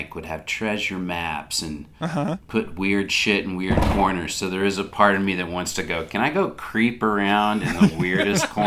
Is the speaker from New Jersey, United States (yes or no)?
no; Little Rock, Arkansas, United States; moved away; hometown of Little Rock, Arkansas